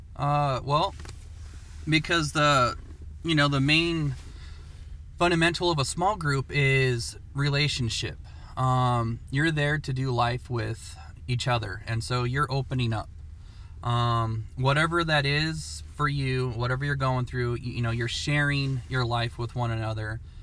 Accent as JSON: {"language": "English", "town": "Portland", "region": "Oregon", "country": "United States", "tie": "born or raised there", "said": "I was born and raised in Portland, Oregon"}